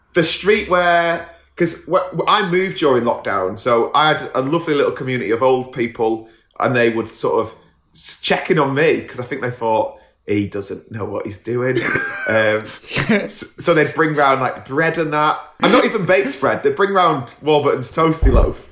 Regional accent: England, United Kingdom

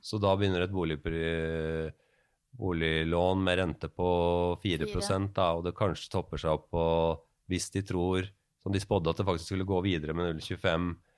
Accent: Norway

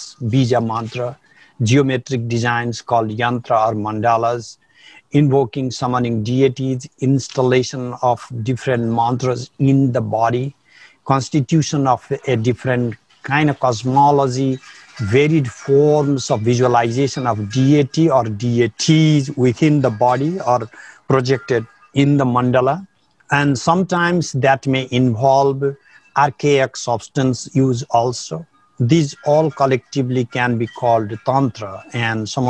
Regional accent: Nepal; now in San Diego, United States; I grew up in Nepal in a family with a lot of tantric practice

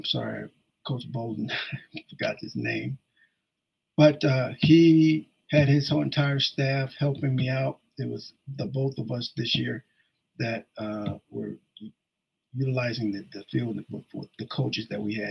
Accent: Ashtabula, Ohio, United States; moved away; I started it back in 1992 in Ashtabula, Ohio. I did that because that's my hometown.

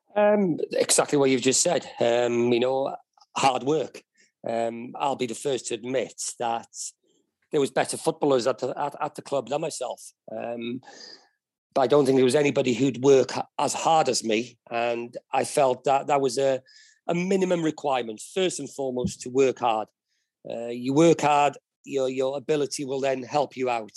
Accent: Wales, United Kingdom; being a Welshman

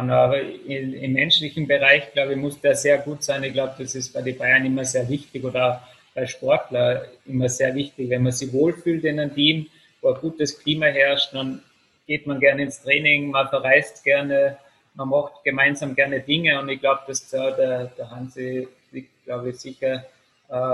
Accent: Salzburg, Austria; Also ich komme ja doch aus Salzburg.

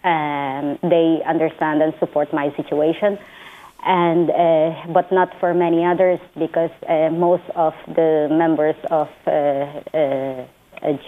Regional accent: Philippines; moved away as an adult; now in Ireland; I am originally from the Philippines.

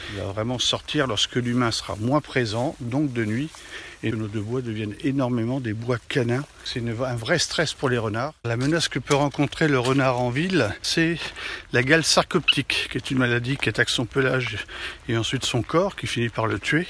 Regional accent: France; on est français

